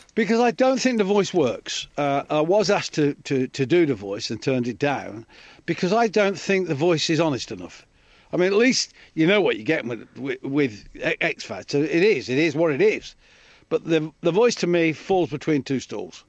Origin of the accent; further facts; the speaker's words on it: Coventry, West Midlands, United Kingdom; I'm a kid from Coventry.